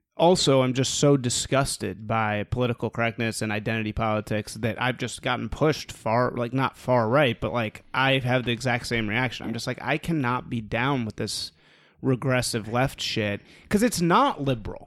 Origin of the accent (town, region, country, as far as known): Chicago, Illinois, United States; born or raised there